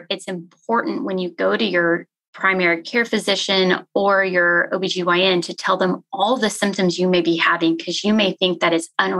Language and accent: English; Pleasanton, Texas, United States; also born or lived in Galveston, Texas / Memphis, Tennessee; now in Fort Worth, United States; I grew up in a town called Pleasanton, which is about 30 minutes south of San Antonio.